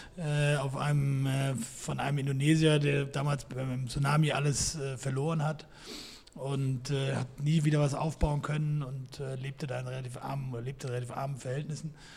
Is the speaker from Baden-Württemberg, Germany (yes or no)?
no; Frankfurt area, Hesse, Germany; moved away; also born or lived in Hamburg; Ich komme ursprünglich aus dem Frankfurter Raum